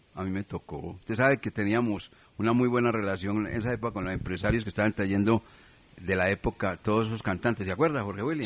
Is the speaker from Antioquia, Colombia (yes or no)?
no; Manizales, Caldas, Colombia; nosotros los manizaleños y colombianos